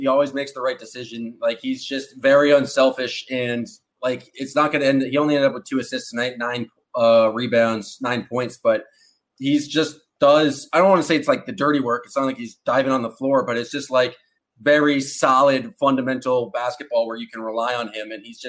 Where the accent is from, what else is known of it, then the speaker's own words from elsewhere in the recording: Canada; accent: Canadian; And now I'm just going back into my horrible Canadian accent again. But I love Canada.